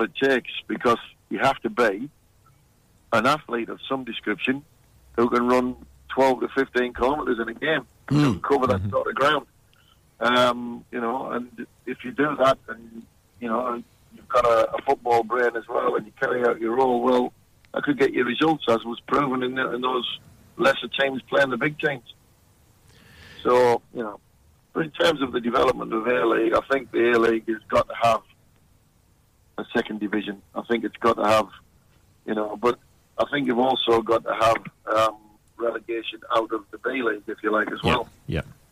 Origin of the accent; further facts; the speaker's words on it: England, United Kingdom; now in Perth, Australia; being English